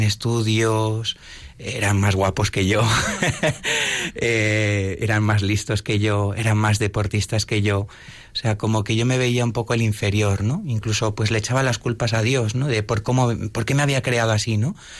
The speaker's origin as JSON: {"language": "Spanish", "town": "Madrid", "region": "Community of Madrid", "country": "Spain", "also_born_or_lived": "Sigüenza", "said": "yo soy de Madrid"}